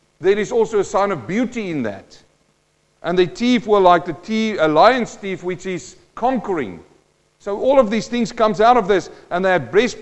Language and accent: English; Western Transvaal, South Africa; also born or lived in New Zealand; now in Australia; I'm a boy from the Western Transvaal in South Africa.